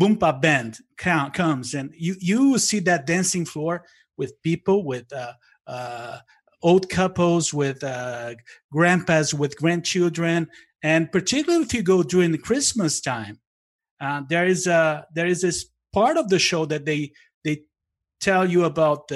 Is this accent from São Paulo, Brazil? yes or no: no; Blumenau, Santa Catarina, Brazil; moved away; I'm from a town in South Brazil called Blumenau